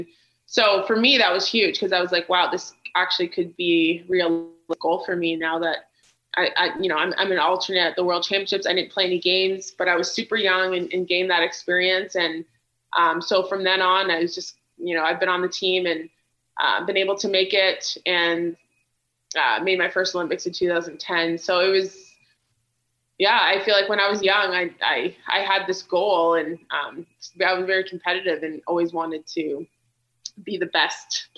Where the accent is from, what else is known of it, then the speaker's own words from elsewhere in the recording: Sudbury, Ontario, Canada; moved away as an adult; now in Calgary, Canada; my hometown of Sudbury, Ontario